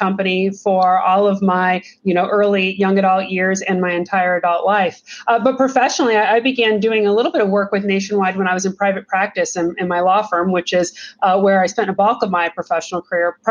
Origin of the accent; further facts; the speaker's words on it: Lancaster, Ohio, United States; I grew up outside Lancaster, Ohio